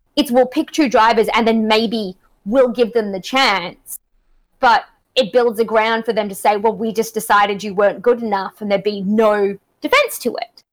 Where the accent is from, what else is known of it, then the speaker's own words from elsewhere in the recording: Australia; accent: Australian; now in Canada; I'm from um, country Australia